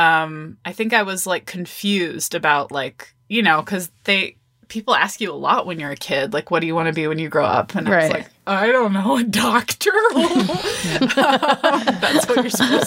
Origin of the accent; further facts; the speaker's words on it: Austin, Texas, United States; moved away as an adult; also born or lived in Olympia, Washington; I came back home to, I'm from Austin, Texas. So I came back to Austin